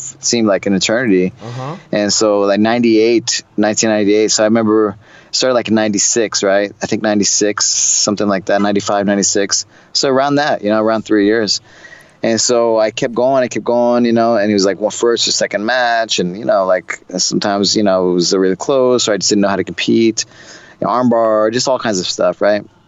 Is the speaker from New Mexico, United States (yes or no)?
yes; Santa Fe, New Mexico, United States; moved away as an adult; also born or lived in Rio de Janeiro, Brazil / Belo Horizonte, Brazil; I was just a kid from Santa Fe, New Mexico